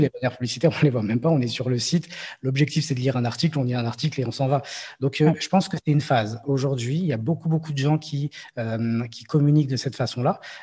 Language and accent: French; Morocco; je suis marocain